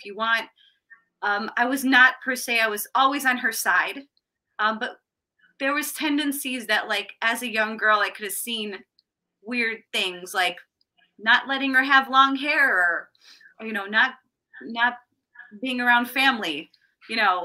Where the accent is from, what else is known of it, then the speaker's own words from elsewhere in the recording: Chicago, Illinois, United States; also born or lived in Ohio / Florida / Morton Grove, Illinois; I moved to Chicago